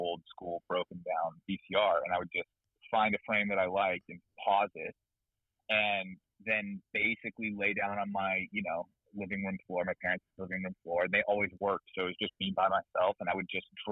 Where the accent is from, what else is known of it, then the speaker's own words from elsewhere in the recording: Amesbury, Massachusetts, United States; moved away as an adult; now in Los Angeles, United States; When I was a kid, I grew up in New England in sort of a very puritanical kind of environment